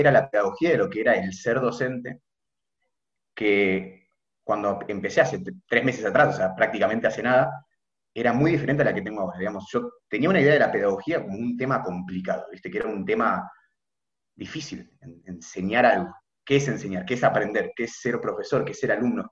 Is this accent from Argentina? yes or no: yes; Buenos Aires, Argentina; de Buenos Aires, tengo 21 años, estoy en tercer año de medicina en la UBA